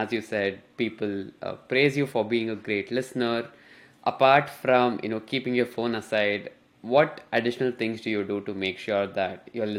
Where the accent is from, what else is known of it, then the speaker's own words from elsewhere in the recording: India; English is a second language; moved away as an adult; now in United States; Because when I came to Duke, I came from India. It was my first time coming from coming to a new country, and I was all over the place because I had no clue about the people here, the culture here.